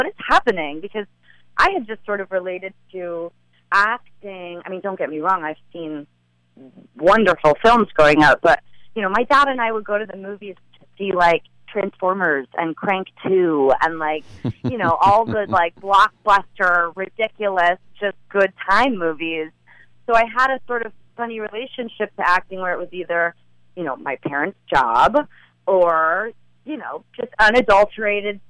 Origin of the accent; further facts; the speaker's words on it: Los Angeles, California, United States; growing up in L.A.